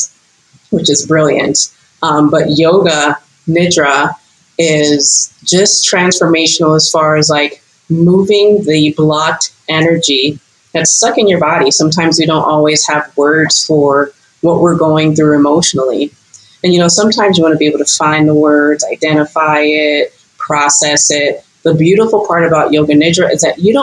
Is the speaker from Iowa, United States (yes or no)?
no; Los Angeles, California, United States; now in Costa Rica; born and raised in Los Angeles, California, but I've lived in like seven states and now a country